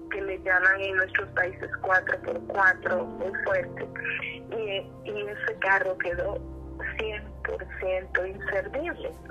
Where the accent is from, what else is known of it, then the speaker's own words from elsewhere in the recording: Costa Rica; also born or lived in Honduras; Yo soy costarricense y hondureña. Estaba en un camino en Honduras